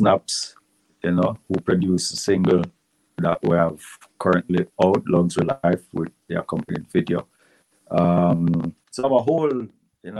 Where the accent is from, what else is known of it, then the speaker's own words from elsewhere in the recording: Jamaica; we're Jamaican